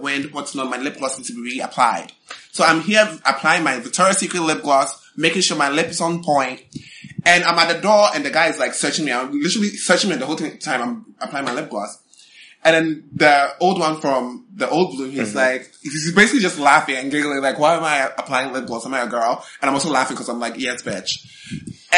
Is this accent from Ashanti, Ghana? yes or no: no; Accra, Greater Accra, Ghana; I grew up in Accra